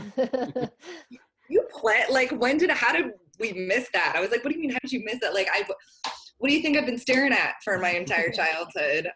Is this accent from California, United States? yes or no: yes; just outside of San Francisco, California, United States; now in Nashville, United States; I grew up uh, just outside of San Francisco